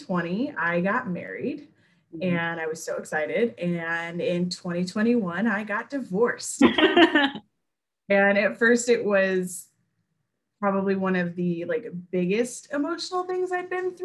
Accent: Bay Area, California, United States; moved away as an adult; also born or lived in Missouri / Memphis, Tennessee; now in Jackson, United States; I grew up in California. I grew up in the Bay Area

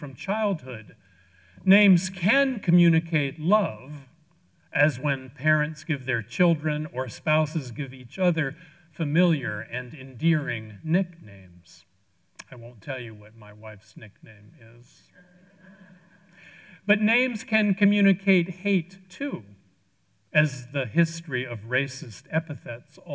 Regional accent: Washington, District of Columbia, United States; moved away as an adult; I traveled to my hometown, Washington, D.C., for a short visit with my brother, Hans

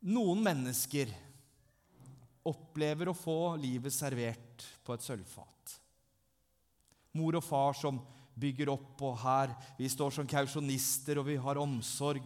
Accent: Langesund, Telemark, Norway; Jeg er fra Langesund, jeg er 39 år.

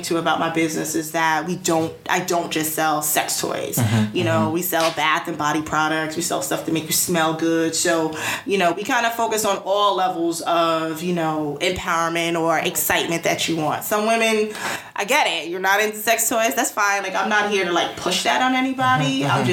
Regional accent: United States; I'm American

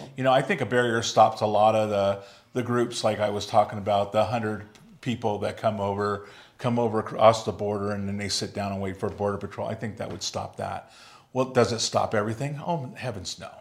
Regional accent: United States; as an American

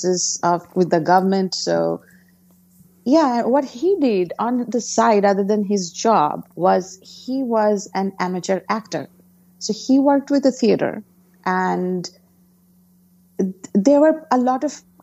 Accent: Kolkata, West Bengal, India; English is a second language; moved away as an adult; now in New Jersey, United States; I grew up in Calcutta, India, which is eastern part of India

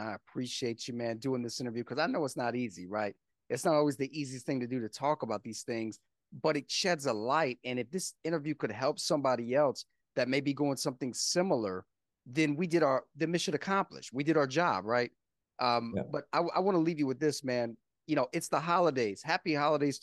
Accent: the South, United States; I'm from the South

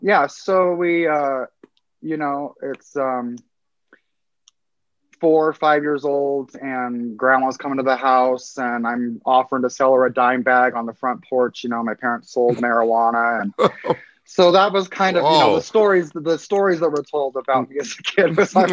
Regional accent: Pueblo, Colorado, United States; I'm a native of Colorado. I was born in Pueblo, Colorado, 1975.

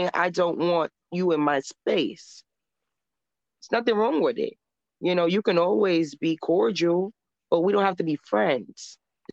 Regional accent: New York City, New York, United States; also born or lived in Harlem, New York City / the Bronx, New York City; I come from St. Nicholas Projects and in Harlem, New York. And I moved to the Bronx when I was 10 years old to a gated community

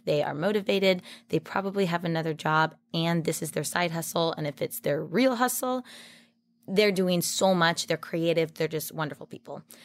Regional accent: Oregon, United States; moved away as an adult; also born or lived in Las Vegas; I'm from Oregon, but I went to U N L V for my event planning and hospitality

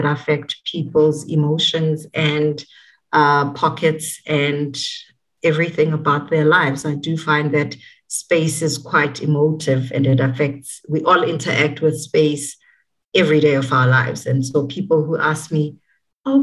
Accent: Soweto, Gauteng, South Africa; I was born in Soweto, born and bred there

